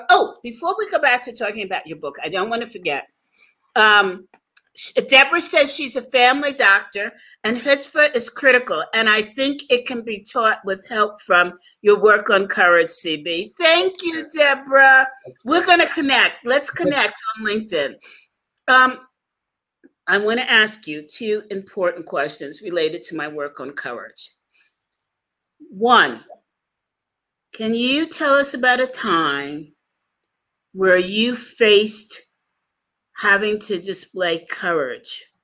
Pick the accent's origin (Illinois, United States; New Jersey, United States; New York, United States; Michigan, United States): New York, United States; I'm a New Yorker.